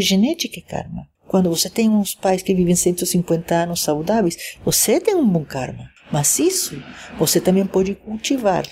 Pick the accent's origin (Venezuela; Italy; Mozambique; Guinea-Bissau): Venezuela; Caracas, Capital District; moved away as an adult; also born or lived in Poland / Japan; now in São Paulo, Brazil; sou venezuelana, nasci em Caracas, Venezuela, mas fiz do Brasil meu país